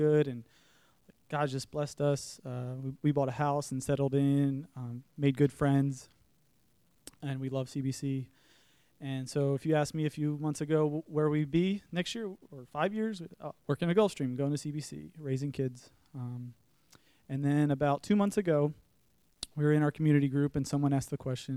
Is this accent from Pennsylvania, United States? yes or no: yes; Pennsylvania, United States; now in Savannah, United States; We're from Pennsylvania